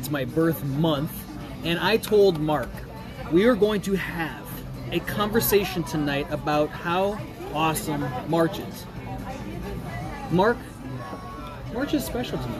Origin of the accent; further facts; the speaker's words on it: South Dakota, United States; I'm from the Midwest. I'm from, actually, South Dakota, the home of the Chislik.